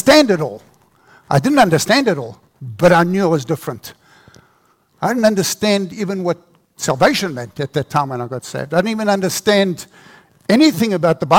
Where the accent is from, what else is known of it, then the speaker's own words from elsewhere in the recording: South Africa; I grew up in South Africa under the apartheid regime